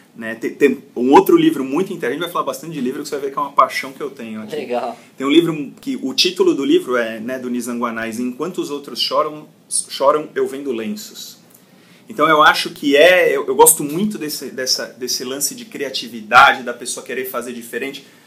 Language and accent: Portuguese; São Paulo, Brazil; sou paulista, aqui da cidade de São Paulo